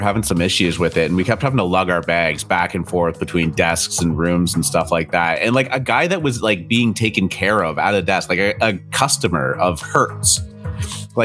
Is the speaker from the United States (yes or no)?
no; Canada; As a Canadian